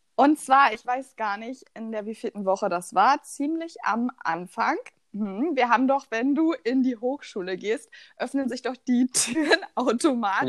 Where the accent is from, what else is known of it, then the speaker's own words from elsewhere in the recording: Rheinsberg, Brandenburg, Germany; komme aus der wunderschönen Stadt der Tausend Seen, Rheinsberg.